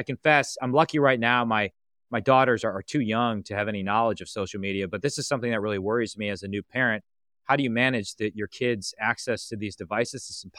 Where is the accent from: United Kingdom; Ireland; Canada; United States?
United States; Green Bay, Wisconsin; I am from Green Bay, Wisconsin. Come from a family of physicians.